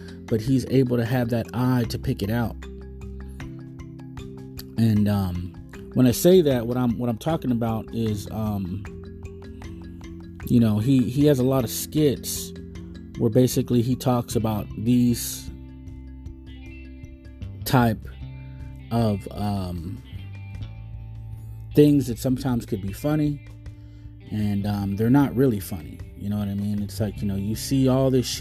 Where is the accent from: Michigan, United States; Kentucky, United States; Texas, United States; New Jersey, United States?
Texas, United States; I'm obviously a Texan, Tejano, or, you know, I live in the United States